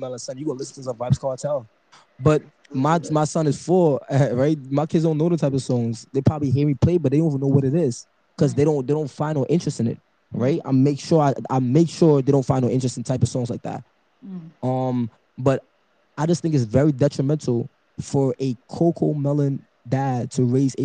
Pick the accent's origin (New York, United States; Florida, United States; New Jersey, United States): New York, United States; New York City; I was raised in Brooklyn, New York